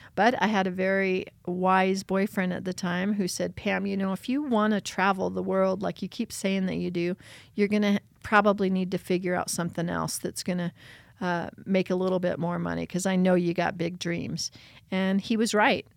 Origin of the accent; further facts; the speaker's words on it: Beulah, Rye and Westcliffe, near Pueblo, Colorado, United States; I was born in Pueblo, Colorado, and I grew up in the hills of Beulah, Rye, and Westcliff, the mountains just outside of Pueblo